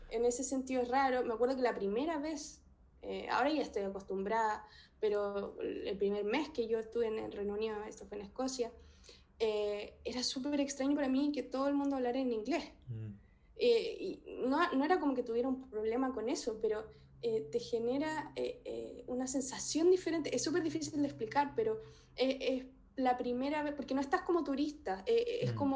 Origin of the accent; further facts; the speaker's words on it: Chile; pero en general, como chilena, eh, lo que más me chocó en un principio es que no podía ver cordillera, no podía ver montañas.